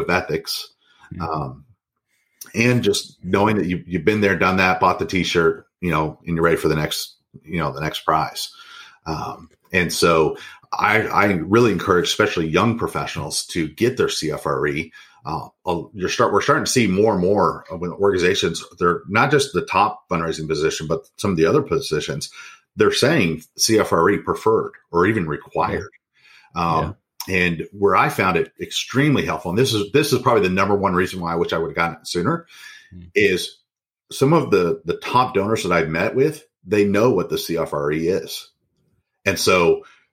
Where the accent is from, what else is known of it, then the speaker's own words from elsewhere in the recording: Kansas City, Kansas, United States; I come from Kansas City, Kansas.